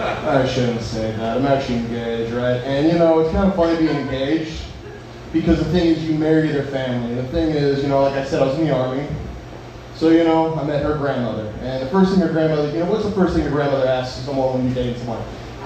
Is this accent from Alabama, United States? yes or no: no; North Carolina, United States; But like you said, I came from the Carolinas, you know. It's weird, you know, in North Carolina and, you know, here, right? Because state pride's a little different.